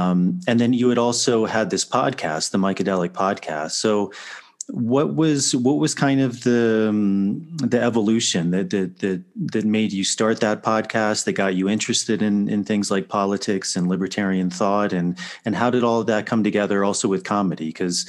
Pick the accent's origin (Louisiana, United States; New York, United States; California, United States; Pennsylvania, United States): New York, United States; I came from New York.